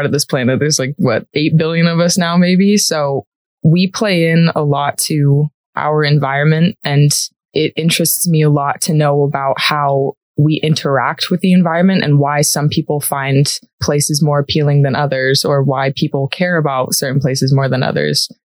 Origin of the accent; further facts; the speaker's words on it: San Diego, California, United States; moved away as an adult; now in Colorado, United States; I am from San Diego, California